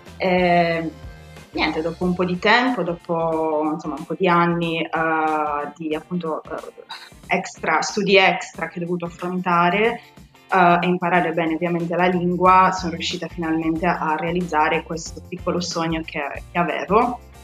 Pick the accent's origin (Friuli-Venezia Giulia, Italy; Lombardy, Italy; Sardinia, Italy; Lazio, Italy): Sardinia, Italy; moved away as an adult; now in London, United Kingdom; nata e cresciuta in Sardegna, uh, ho conseguito tutti i miei studi qua in Sardegna